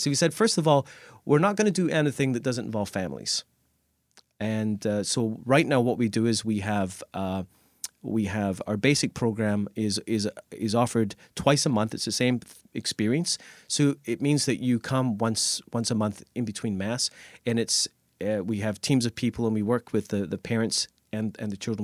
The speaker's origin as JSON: {"language": "English", "region": "Scotland", "country": "United Kingdom", "tie": "born or raised there", "also_born_or_lived": "Nova Scotia, Canada", "moved": "yes", "lives_now": "Canada", "said": "I, I grew up in Scotland and went to Catholic schools"}